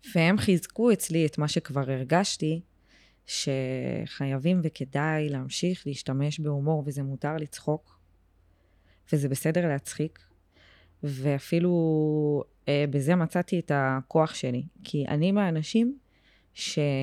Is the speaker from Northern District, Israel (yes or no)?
no; Beersheba, Southern District, Israel; moved away as an adult; now in Tel Aviv, Israel; אני באר שבעית, באר שבעית גאה, בורן אנד רייז, היום בתל אביב, אבל עדיין מאוד באר שבעית